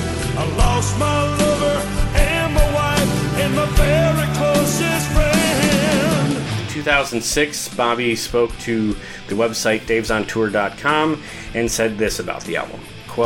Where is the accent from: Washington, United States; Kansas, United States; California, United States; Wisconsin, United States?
Wisconsin, United States; Milwaukee; I'm going to absolutely see it again when it plays my hometown of Milwaukee in April.